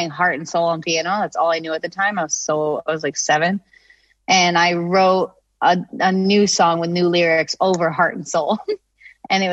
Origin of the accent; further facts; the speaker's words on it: Nantucket, Massachusetts, United States; It was cool. It was definitely like different than a lot of my friends